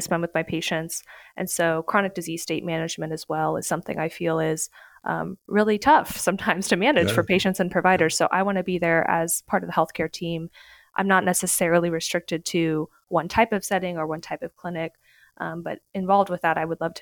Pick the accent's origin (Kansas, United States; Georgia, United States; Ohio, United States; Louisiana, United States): Kansas, United States; also born or lived in North Carolina; So originally I am from Kansas. I'm from a small town outside of Wichita